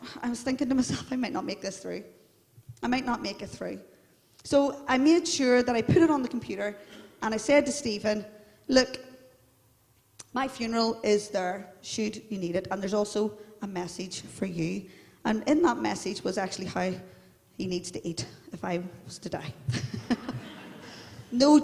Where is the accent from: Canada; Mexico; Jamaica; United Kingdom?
United Kingdom; Belfast, Northern Ireland; I'm from the Shankill, and we're all into our identity